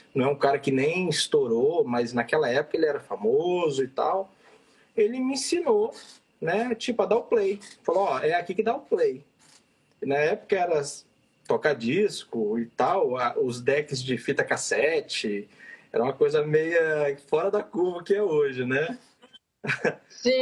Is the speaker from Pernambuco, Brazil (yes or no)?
no; Vitória, Espírito Santo, Brazil; moved away; Eu sou de Vitória, Espírito Santo.